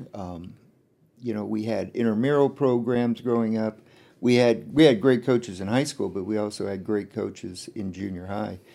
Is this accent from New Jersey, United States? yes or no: no; Chenoa, Illinois, United States; it was fun growing up in Shinoa